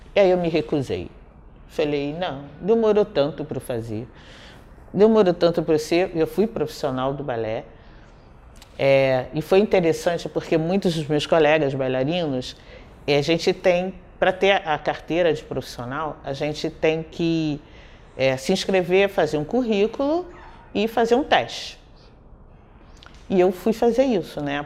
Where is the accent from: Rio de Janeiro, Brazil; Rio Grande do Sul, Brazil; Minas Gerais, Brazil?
Rio de Janeiro, Brazil; born or raised there; also born or lived in Nilópolis